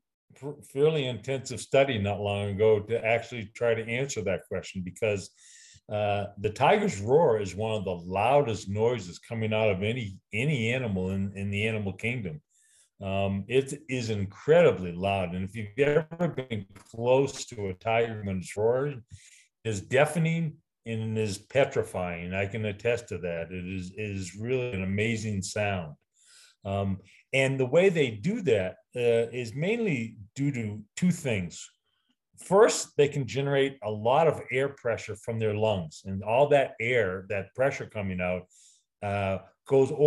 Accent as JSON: {"language": "English", "region": "New England", "country": "United States", "said": "I'm from New England"}